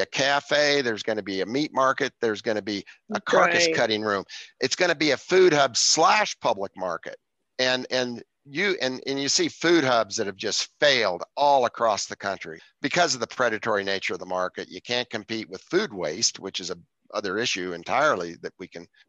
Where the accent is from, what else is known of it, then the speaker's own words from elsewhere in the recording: Evergreen, Colorado, United States; when I grew up in Evergreen, Colorado, I was 13 years old when I started working at the grocery store